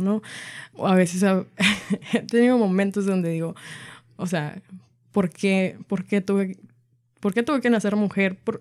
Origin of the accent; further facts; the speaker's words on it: Arlington, Washington, United States; also born or lived in Everett, Washington; vivo en la ciudad de Everett, nací en Arlington, soy del estado de Washington